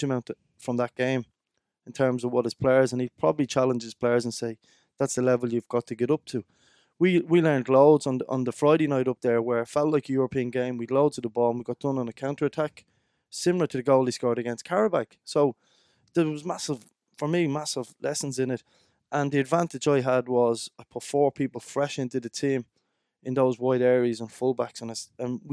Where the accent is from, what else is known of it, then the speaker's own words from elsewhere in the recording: Dublin, Leinster, Ireland; I was brought up in Dublin